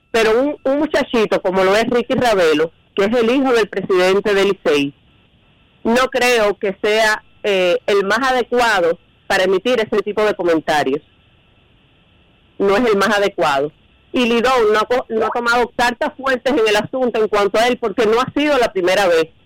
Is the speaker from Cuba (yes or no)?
yes; Cuba; yo soy cubano también